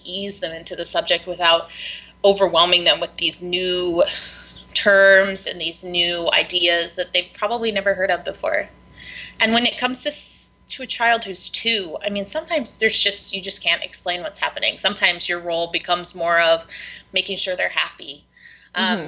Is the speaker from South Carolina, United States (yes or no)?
yes; South Carolina, United States; moved away; I grew up in South Carolina.